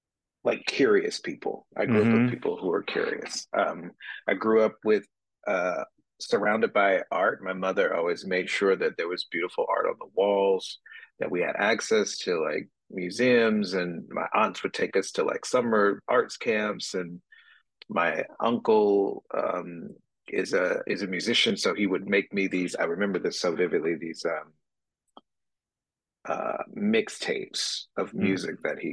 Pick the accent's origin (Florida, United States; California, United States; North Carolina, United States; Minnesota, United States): North Carolina, United States; Bessemer City; moved away as an adult; now in Philadelphia, United States; I'm originally from a town in North Carolina called Bessemer City.